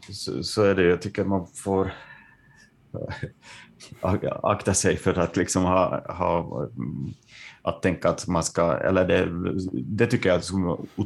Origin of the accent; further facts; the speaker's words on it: Ostrobothnia, Finland; och att vi är från Österbotten, liksom, att tankarna går till eh, någon slags sådär avbefolkad glesbygd